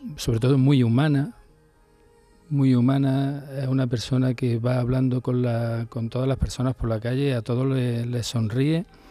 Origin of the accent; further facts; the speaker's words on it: Córdoba, Andalusia, Spain; yo que vengo de aquí de Córdoba